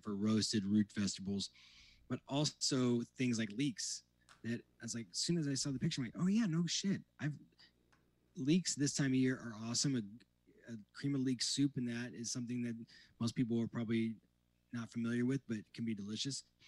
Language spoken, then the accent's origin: English; Indiana, United States; moved away; growing up in Indiana